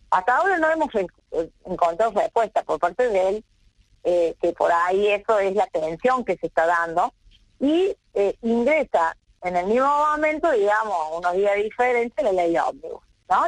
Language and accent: Spanish; Argentina; como argentinos